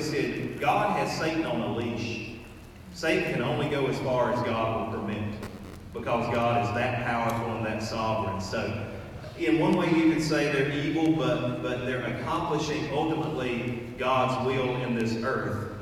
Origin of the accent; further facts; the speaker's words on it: United States; as American Christians